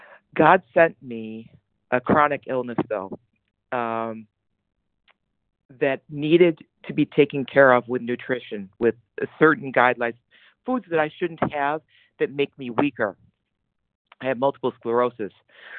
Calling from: New Jersey, United States; I'm calling in from New Jersey.

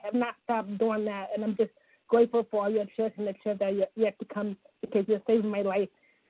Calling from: Ohio, United States; Oh, Ohio, the Buckeye State.

